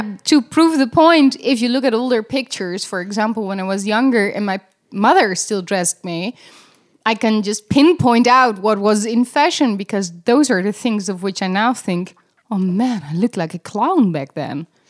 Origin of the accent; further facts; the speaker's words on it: Netherlands; I'm, I'm Dutch